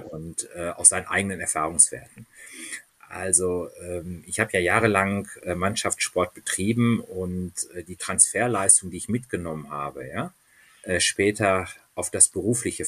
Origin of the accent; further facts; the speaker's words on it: Dortmund, North Rhine-Westphalia, Germany; now in Munich, Germany; ich bin in Dortmund aufgewachsen